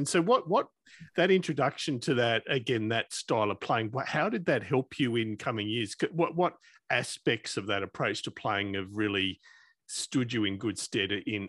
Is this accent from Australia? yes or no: yes; Australia; As an Australian